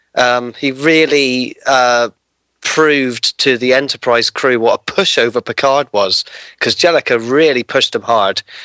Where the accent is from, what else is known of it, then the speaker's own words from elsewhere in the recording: United Kingdom; being a Brit makes my pick very, very easy because we don't have Captain Crunch cereal over here